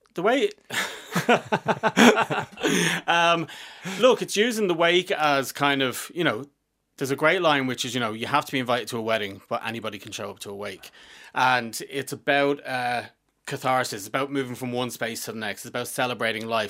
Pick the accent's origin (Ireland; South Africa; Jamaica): Ireland; Dublin, Leinster; I'm from Fingless